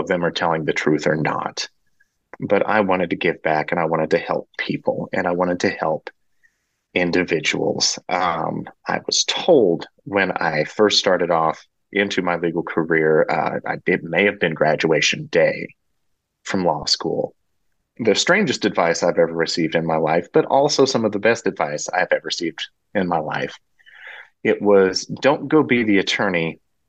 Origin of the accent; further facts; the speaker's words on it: Frankfort, Kansas, United States; also born or lived in Garden City, Kansas; my hometown's about 20 miles from the Nebraska line and about 80 miles from St. Joe, give or take, there in Missouri